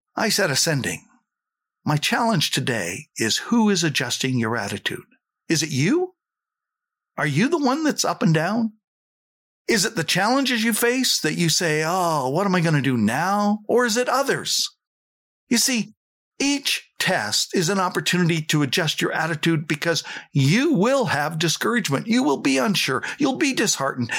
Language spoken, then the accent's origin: English; Saskatchewan, Canada; I came from Saskatchewan